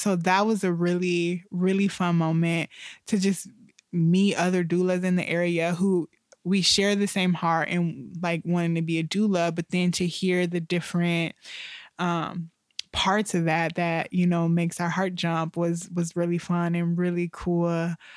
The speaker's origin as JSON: {"language": "English", "town": "Toledo", "region": "Ohio", "country": "United States", "moved": "yes", "said": "I'm from Toledo"}